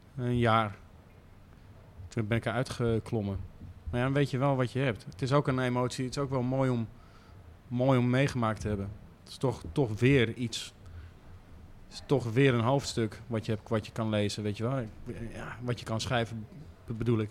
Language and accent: Dutch; Amsterdam, North Holland, Netherlands; als Amsterdamse jongen